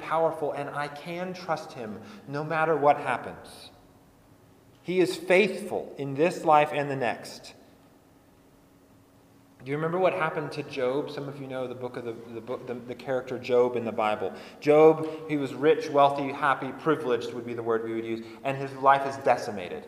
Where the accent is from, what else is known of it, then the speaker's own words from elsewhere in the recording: Colorado, United States; I grew up in Colorado